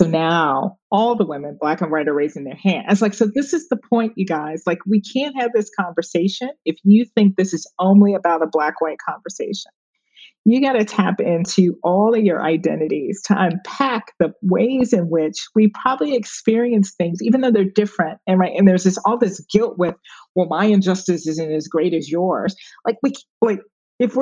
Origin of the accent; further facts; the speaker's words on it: Chicago, Illinois, United States; moved away as an adult; now in New York, United States; growing up on the South Side of Chicago, I went to Wendell Smith